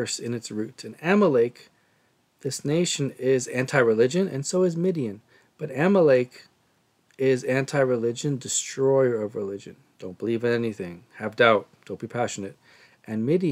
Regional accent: Seattle, Washington, United States; growing up in Seattle

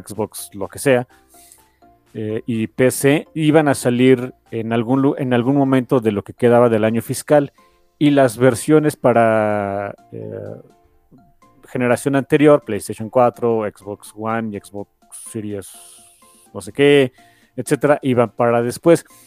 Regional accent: Mexico; somos un país pobre.

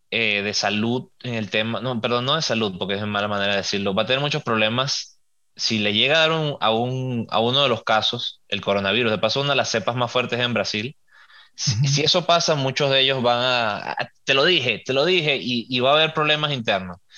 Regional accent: Venezuela; Yo nací en Venezuela, mi país es Venezuela. Tengo mis diferencias políticas que ni las voy a mencionar

